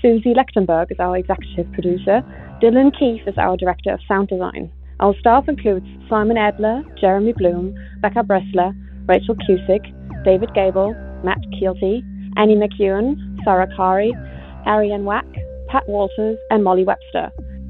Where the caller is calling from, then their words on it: Bonn, North Rhine-Westphalia, Germany; I'm calling from Bonn, Germany.